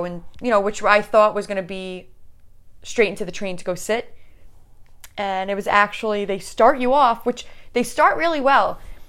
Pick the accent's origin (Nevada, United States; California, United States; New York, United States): New York, United States; You know, this, we're from New